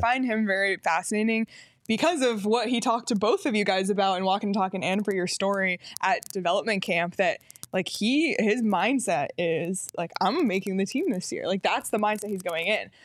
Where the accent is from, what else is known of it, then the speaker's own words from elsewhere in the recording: Toronto, Ontario, Canada; moved away; growing up in Toronto